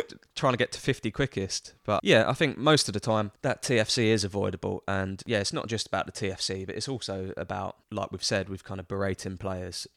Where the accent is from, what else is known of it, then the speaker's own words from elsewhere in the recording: London, United Kingdom; accent: Cockney; also born or lived in Birmingham; growing up in England